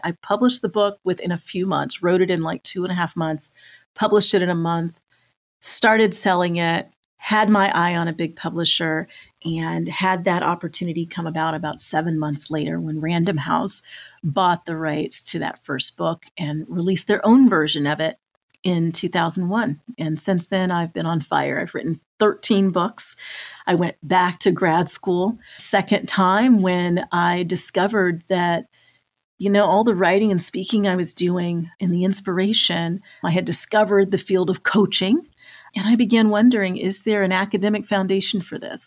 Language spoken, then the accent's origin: English; just outside of Denver, Colorado, United States; moved away as an adult; also born or lived in Metro Atlanta; now in Atlanta, United States; we grew up just outside of Denver, that we were both living in Metro Atlanta